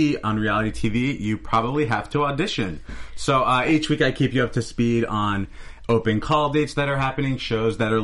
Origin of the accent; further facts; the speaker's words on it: Philadelphia, Pennsylvania, United States; my hometown, Philly